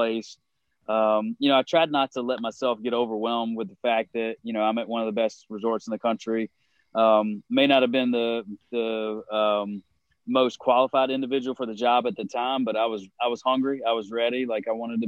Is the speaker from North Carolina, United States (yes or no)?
yes; North Carolina, United States; moved away; I'm from North Carolina originally.